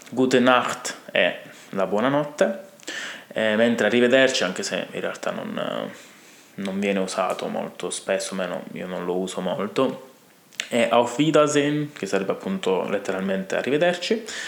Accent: Italy

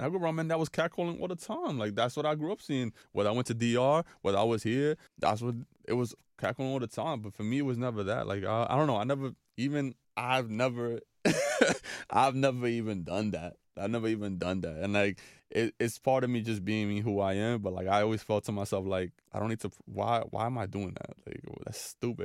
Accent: New York City, New York, United States; a Dominican, born and raised in New York City

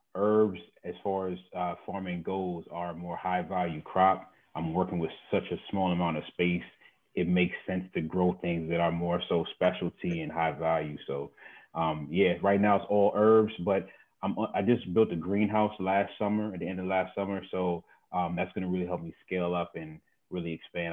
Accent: Mount Rainier, Maryland, United States; also born or lived in Brooklyn, New York; the house I grew up in, in Mount Rainier, Maryland

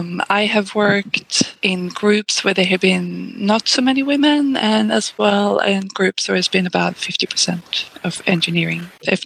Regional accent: Sweden; also born or lived in United States / Netherlands; now in United Kingdom; I am originally from Sweden, but I'm now based in the UK.

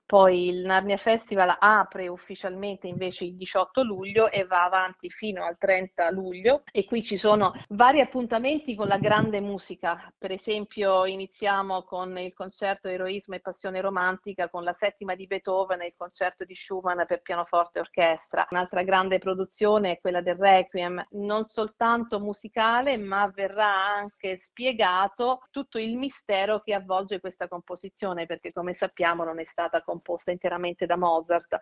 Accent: Italy; also born or lived in United States; Io sono italiana ma sono anche americana

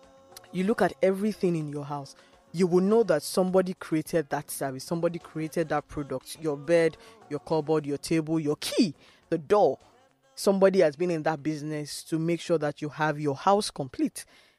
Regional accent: Nigeria; as a Nigerian, living in Nigeria, running a business, having challenges of funds, having infrastructure problems

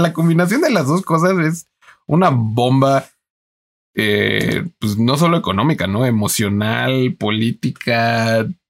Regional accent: Mexico; aquí en México

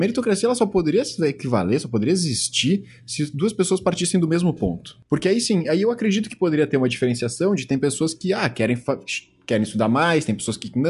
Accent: Rio Grande do Sul, Brazil; A gente é do Rio Grande do Sul

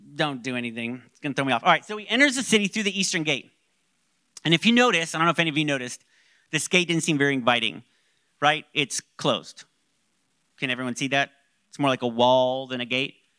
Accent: Orlando, Florida, United States; I grew up in Orlando

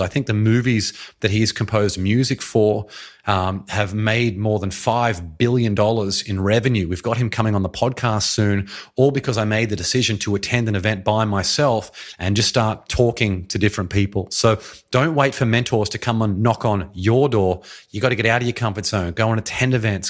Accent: Australia; now in United States; I'm from Australia

